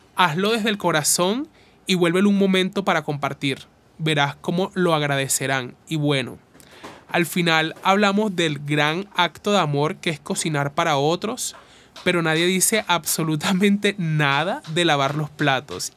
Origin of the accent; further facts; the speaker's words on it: Uribia, La Guajira, Colombia; Me hicieron una entrevista en una radio de donde soy, de Uribia.